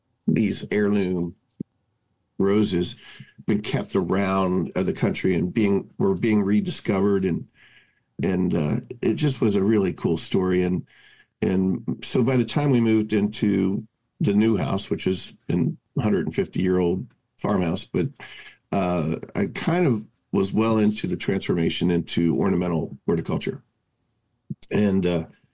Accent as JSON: {"language": "English", "town": "Cincinnati", "region": "Ohio", "country": "United States", "tie": "born or raised there", "said": "I grew up in Cincinnati"}